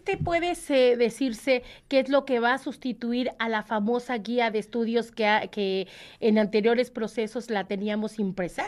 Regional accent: Mexico

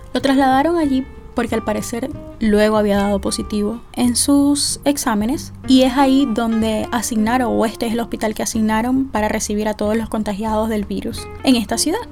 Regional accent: Venezuela; now in Pennsylvania, United States; mi país? ¿Qué sucede en Venezuela?

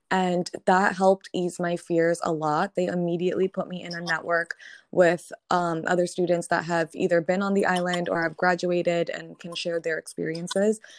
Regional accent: Connecticut, United States; moved away; also born or lived in Barbados; So, I grew up in Connecticut

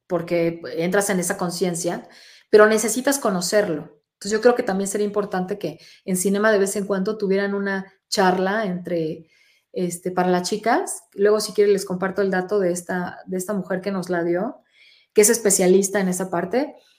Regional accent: Monterrey, Nuevo León, Mexico; soy muy mal hablada, soy regiomontana

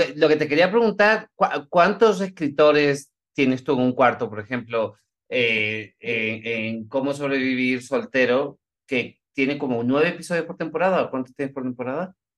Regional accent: Spain; yo soy español

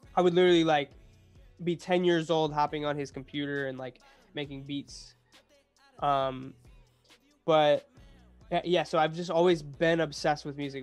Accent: Cleveland, Ohio, United States; moved away as an adult; also born or lived in Boston; now in Los Angeles, United States; I'm from Cleveland, Ohio

